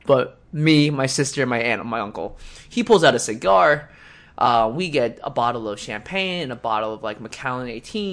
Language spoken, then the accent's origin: English; United States; I'm from America